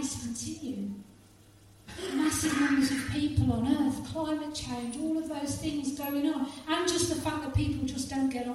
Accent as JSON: {"language": "English", "town": "Halesowen", "region": "West Midlands", "country": "United Kingdom", "tie": "born or raised there", "said": "in the church that I grew up in Halesowen"}